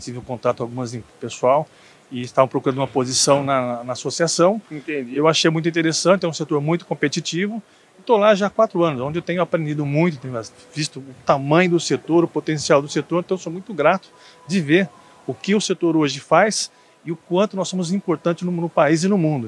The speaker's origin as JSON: {"language": "Portuguese", "town": "São Carlos", "region": "São Paulo", "country": "Brazil", "tie": "born or raised there", "also_born_or_lived": "Patos de Minas, Minas Gerais", "said": "E depois fui para São Carlos, onde eu cresci em São Carlos."}